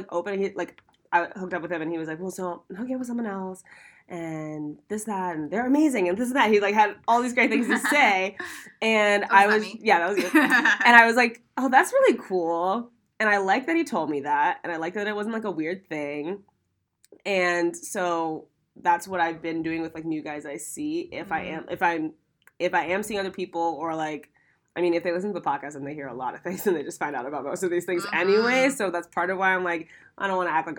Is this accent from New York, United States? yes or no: no; Ohio, United States; moved away as an adult; now in Los Angeles, United States; I'm from Ohio